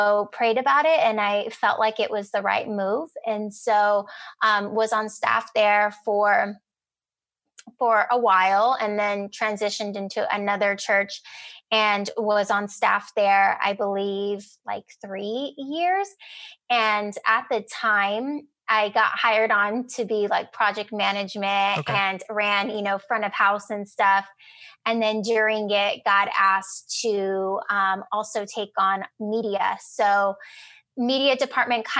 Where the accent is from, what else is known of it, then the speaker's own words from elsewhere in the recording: Rio Grande Valley, Texas, United States; moved away as an adult; now in San Antonio, United States; I grew up in the Rio Grande Valley, which is about 4 hours south of here, pretty much tip of Texas, and came to San Antonio for school